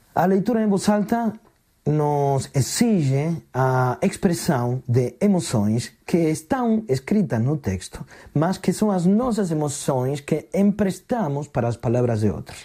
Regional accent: Argentina; now in Portugal; sou argentino

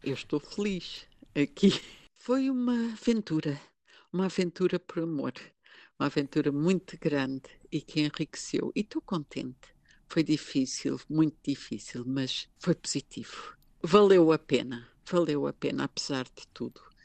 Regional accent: Lisbon, Portugal; moved away as an adult; now in Baden, Switzerland; eu sou de Lisboa

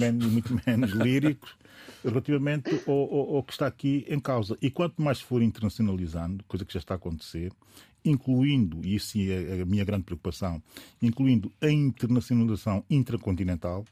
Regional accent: São Tomé & Príncipe; enquanto São Tomense

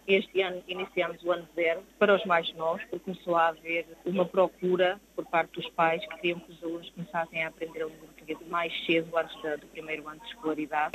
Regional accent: Portugal; now in New Jersey, United States; nós éramos os únicos falantes de língua portuguesa de Portugal

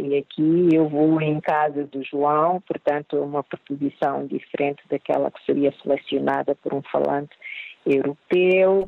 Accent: Mozambique

